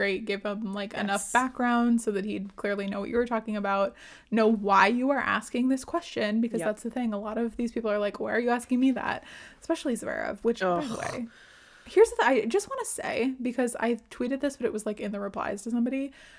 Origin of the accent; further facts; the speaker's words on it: California, United States; I'm from California.